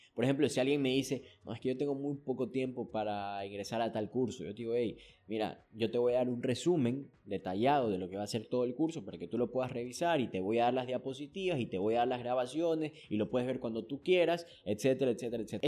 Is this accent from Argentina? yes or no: no; Ecuador; aquí en mi país, en Ecuador